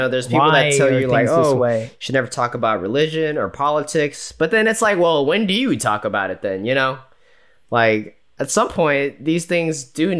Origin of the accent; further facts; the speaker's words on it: United States; I'm American to that point where I'm like, I don't know if I could live in another country.